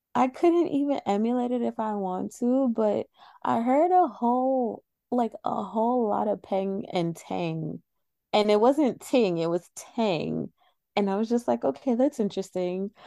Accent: New York City, New York, United States; accent: New York; I'm from New York

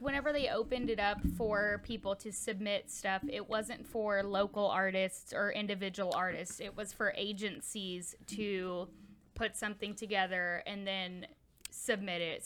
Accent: Houston, Texas, United States; I'm from Houston

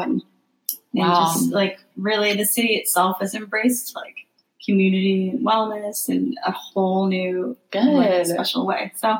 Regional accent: Kansas City, Missouri, United States; also born or lived in Texas / St. Louis, Missouri; So, and then I grew up in Texas and Missouri. Mm-hmm. And my family's originally from Missouri. My parents met there.

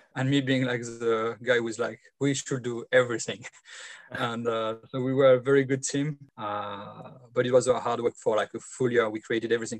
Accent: France; English is a second language; moved away; also born or lived in Australia; growing up in France

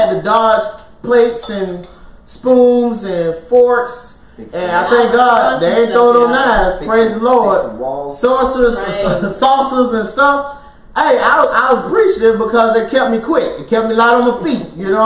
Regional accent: Florida, United States; moved away; also born or lived in Alaska; we're originally from Florida

